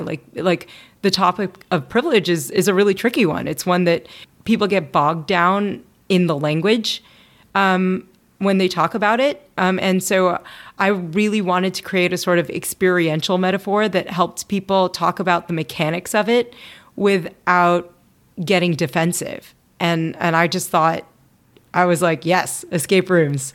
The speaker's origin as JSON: {"language": "English", "town": "Louisville", "region": "Kentucky", "country": "United States", "tie": "born or raised there", "moved": "yes", "said": "I grew up in Louisville, Kentucky"}